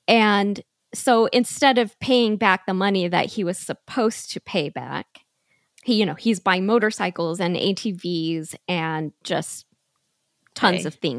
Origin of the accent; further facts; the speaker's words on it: Utah, United States; also born or lived in Arizona; Yes, I'm originally from Utah and all my family is up here. And I lived with him in Arizona for 5 years.